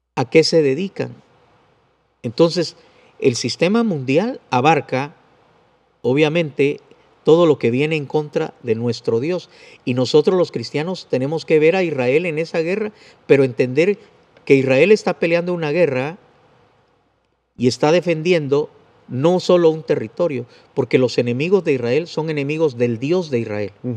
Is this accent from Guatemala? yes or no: yes; Guatemala; como soy guatemalteco, uso el vos